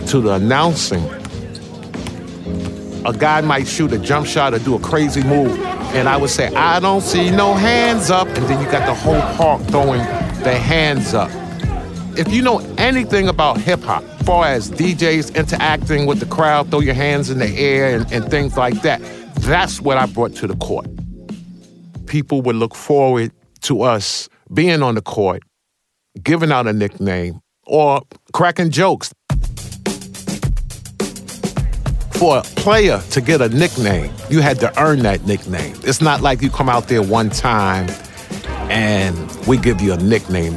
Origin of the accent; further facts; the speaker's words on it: New York City, New York, United States; I'm from Harlem, New York